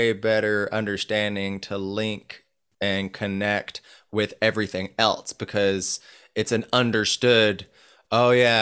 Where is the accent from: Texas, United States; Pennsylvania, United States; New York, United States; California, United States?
California, United States; Northern; growing up in Northern California